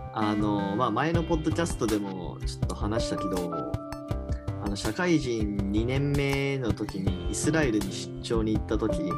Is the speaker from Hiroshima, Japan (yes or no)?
yes; Hiroshima, Japan; now in Tokyo, Japan; 広島県出身なんで戸籍謄本もそっちじゃないと取得できない